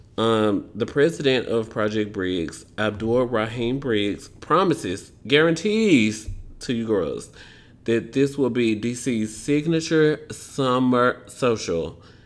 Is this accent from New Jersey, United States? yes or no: no; Memphis, Tennessee, United States; I'm from Memphis, Tennessee, country